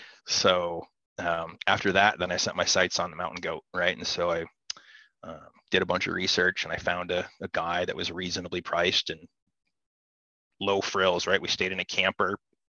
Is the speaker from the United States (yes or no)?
yes; Midwest, United States; For me, I grew up here in the Midwest hunting tree stands and watching deer walk under me and watching them play.